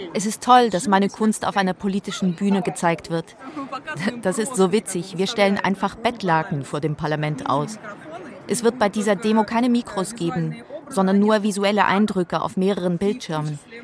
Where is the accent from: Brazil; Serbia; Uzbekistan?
Uzbekistan; Tashkent; also born or lived in Moscow; now in Tbilisi, Georgia; meiner Kindheit in Taschkent.